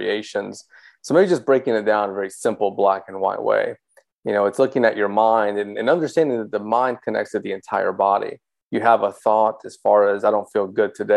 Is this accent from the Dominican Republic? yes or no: yes; Dominican Republic; moved away; I was from the Dominican Republic, born there.